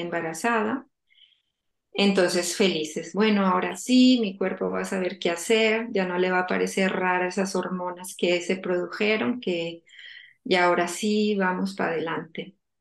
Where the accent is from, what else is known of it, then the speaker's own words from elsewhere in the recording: Colombia; moved away as an adult; now in The Hague, Netherlands; yo soy colombiana, eh, ahora mismo vivo en La Haya. Eh, bueno, me vine de Colombia hace 14 años a estudiar